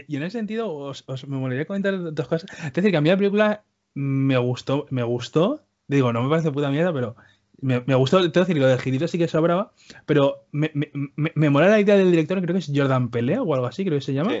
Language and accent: Spanish; Spain; accent: Spanish; yo y mis hermanos, todos nacimos aquí, nos hemos quedado aquí. Yo, por ejemplo, yo tengo acento de español, yo no tengo acento de Cuba